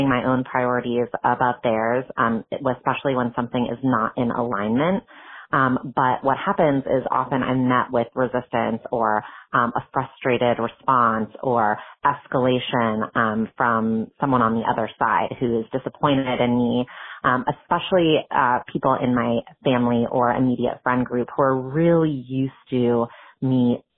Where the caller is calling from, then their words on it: Berkeley, California, United States; I have a deeply feeling kid that's 4.5 years old. I'm calling in from Berkeley, California